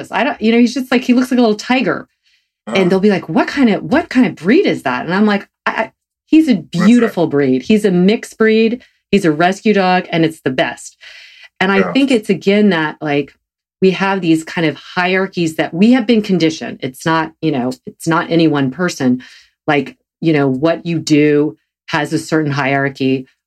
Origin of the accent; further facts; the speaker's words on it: the South, United States; I'm a Protestant from the South.